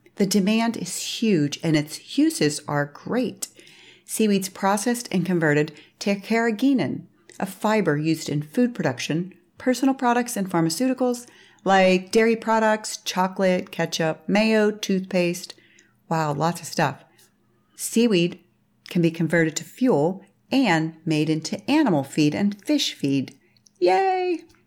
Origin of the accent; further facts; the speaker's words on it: Pittsburgh, Pennsylvania, United States; I was raised in Pittsburgh, Pennsylvania during the sixties and seventies